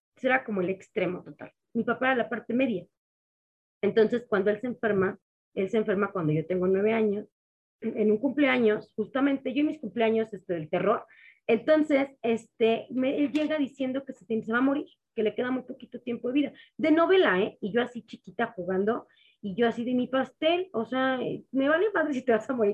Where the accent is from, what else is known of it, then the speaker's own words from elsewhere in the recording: Mexico City, Mexico; Pues yo soy mexicana, de Ciudad de México, tal cual. Mis padres son también mexicanos. Aquí crecí, aquí nací